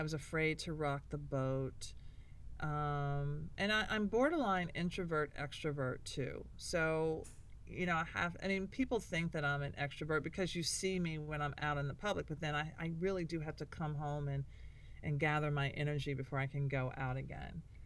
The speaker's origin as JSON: {"language": "English", "town": "Nashville", "region": "Tennessee", "country": "United States", "said": "I'm from Nashville"}